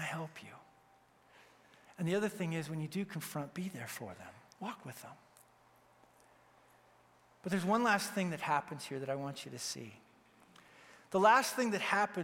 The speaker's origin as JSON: {"language": "English", "region": "Wyoming", "country": "United States", "tie": "born or raised there", "said": "I grew up in Wyoming, and so we have more cattle than people"}